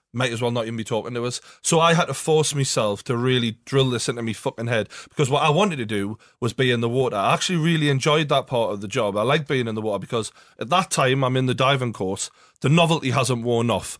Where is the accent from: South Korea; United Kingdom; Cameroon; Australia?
United Kingdom; England; we're obviously mainly from England